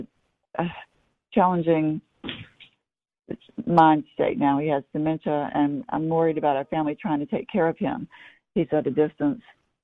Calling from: North Carolina, United States; Well, not too far from me. I'm near Chapel Hill.

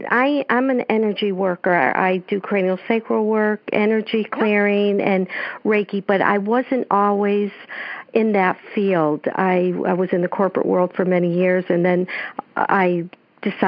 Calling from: Ellington, Connecticut, United States; I'm calling from Ellington, Connecticut.

